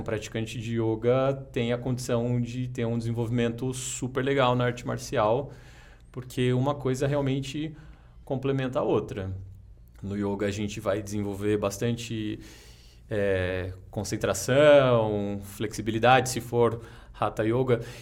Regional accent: Jacareí, São Paulo, Brazil; now in São Paulo, Brazil; eu sou de Jacareí, interior de São Paulo. Comecei lá

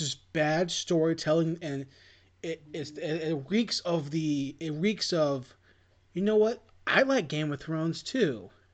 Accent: United States; I am Asian American

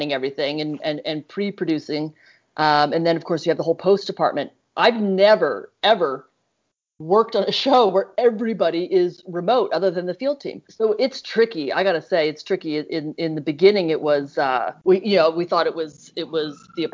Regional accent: East Coast, United States; now in California, United States; Bailey and I are both from the East Coast

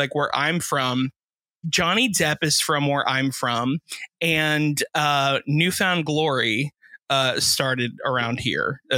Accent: South Florida, United States; being from Florida, or specifically South Florida

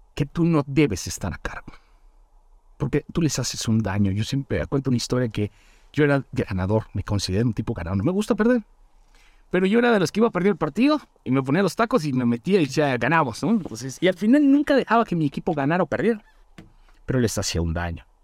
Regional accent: Chetumal, Quintana Roo, Mexico; also born or lived in Mérida; now in Mexico City, Mexico; soy originario de una ciudad que se llama Chetumal

